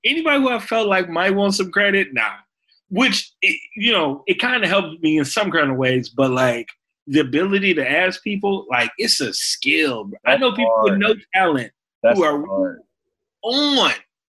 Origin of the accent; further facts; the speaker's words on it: Chicago, Illinois, United States; but also as a Chicagoan, like this shooting.